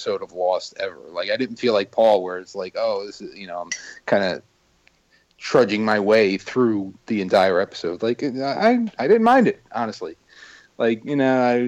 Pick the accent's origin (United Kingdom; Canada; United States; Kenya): United States; New Jersey; I'm from Jersey